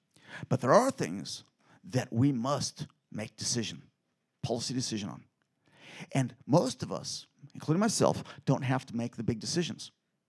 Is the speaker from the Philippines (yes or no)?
yes; Philippines; born there; Because I was born in the Philippines, and a lot of people there eat blood.